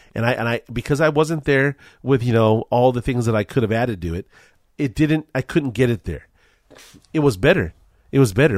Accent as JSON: {"language": "English", "town": "Culver City", "region": "California", "country": "United States", "tie": "born or raised there", "said": "I grew up in Culver City, California"}